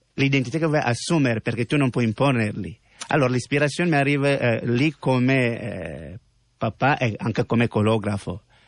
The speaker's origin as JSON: {"language": "Italian", "country": "Cameroon", "second_language": "Italian", "moved": "as an adult", "lives_now": "Italy", "said": "io ho lasciato il mio paese, eh, Camerun"}